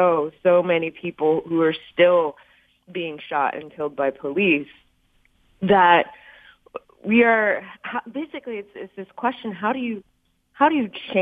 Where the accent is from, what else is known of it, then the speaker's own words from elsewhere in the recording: Texas, United States; I'm joining you actually from Texas, my home state.